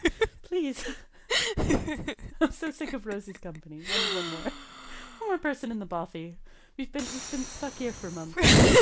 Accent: United States; now in Scotland, United Kingdom; I was raised in America

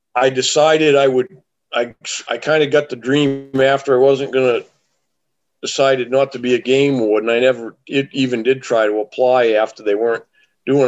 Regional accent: southern Maine, United States; I'm from Maine, grew up in Maine

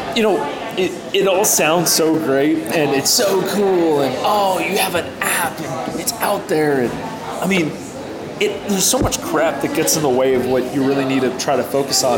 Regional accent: Northern Virginia, United States; moved away as an adult; also born or lived in Pittsburgh, Pennsylvania; now in Knoxville, United States; I grew up around Northern Virginia

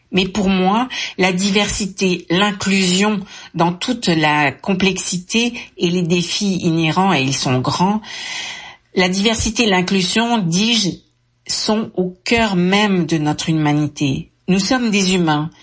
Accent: France; moved away; je suis née en France. Mon accent me trahit

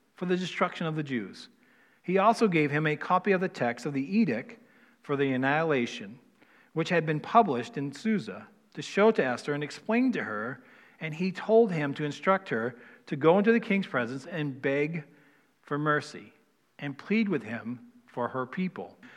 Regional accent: East Coast, United States; moved away; I'm from the East Coast

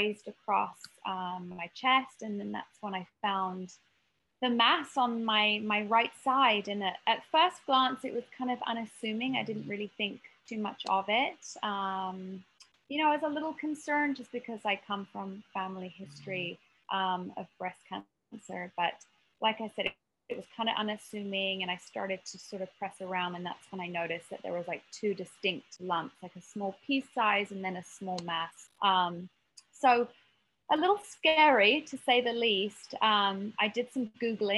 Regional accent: United Kingdom; moved away as an adult; also born or lived in Marina Del Rey, United States; now in United States; I grew up just outside of London

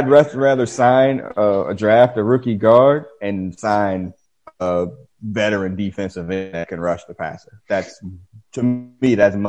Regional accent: Dayton, Ohio, United States; Man, I came from Dayton. I've never been to Boston, but I'm gonna go out on a limb and say it's probably better than Dayton.

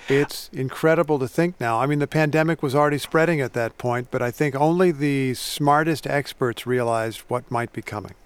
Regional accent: Indiana, United States; I grew up in Indiana, which is where Lincoln spent a lot of his youth

